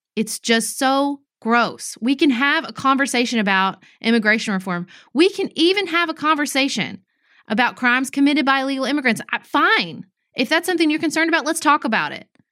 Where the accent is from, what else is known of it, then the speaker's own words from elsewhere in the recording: United States; we as American citizens